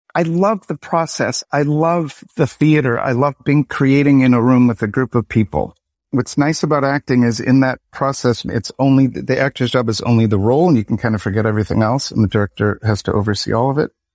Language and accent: English; Lansing, Michigan, United States; I'm from, born in Lansing, Michigan